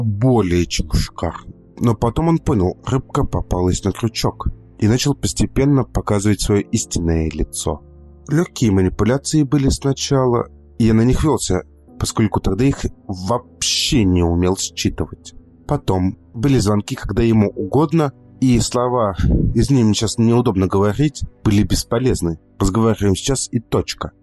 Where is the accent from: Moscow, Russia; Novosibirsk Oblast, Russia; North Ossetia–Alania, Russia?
Moscow, Russia; я из Москвы